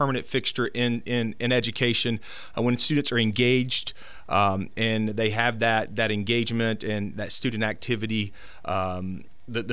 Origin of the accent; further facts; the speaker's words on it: Summerton, Alabama, United States; moved away as an adult; I come from Summerton, Alabama. It's about 25 miles west of Birmingham. So I spent all my P-12 school there